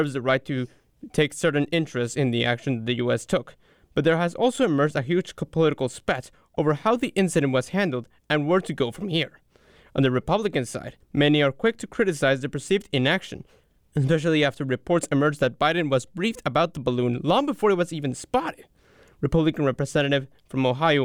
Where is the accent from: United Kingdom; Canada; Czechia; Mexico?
Mexico; moved away; I'm coming from Mexico, where there's a lot of earthquakes